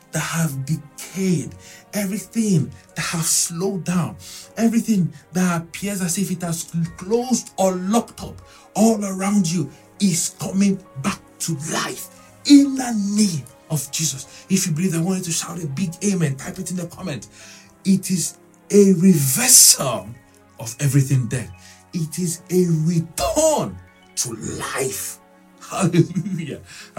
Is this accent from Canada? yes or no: no; Nigeria; I'm from Nigeria.